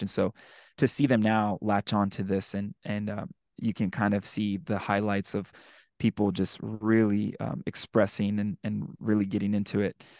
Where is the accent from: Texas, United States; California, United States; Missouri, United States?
Texas, United States; San Antonio; moved away; San Antonio, which is my hometown. That's where I'm from